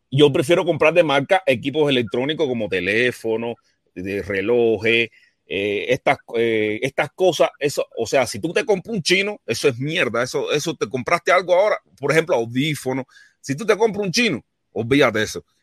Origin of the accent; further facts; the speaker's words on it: Cuba; Yo soy un cubano que piensa en libertad y que no se deja llevar por el croqueterismo de Miami, ni tampoco por las manipulaciones de la dictadura.